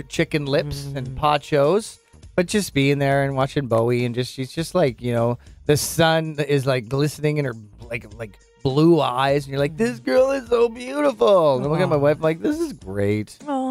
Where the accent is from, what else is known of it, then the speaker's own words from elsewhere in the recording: Okanagan, British Columbia, Canada; Carly and I are both born and raised in the Okanagan. I'm south. She's north.